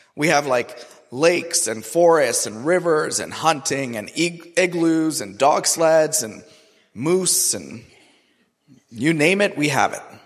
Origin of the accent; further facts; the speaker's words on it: Karachi, Sindh, Pakistan; also born or lived in Toronto, Canada; now in Raleigh, United States; I grew up in Karachi, which is one of the most populated and the hottest cities in the entire world.